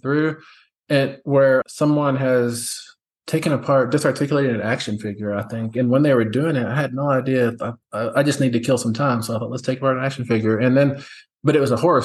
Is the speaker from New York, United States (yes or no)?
no; West Texas, United States; I grew up in West Texas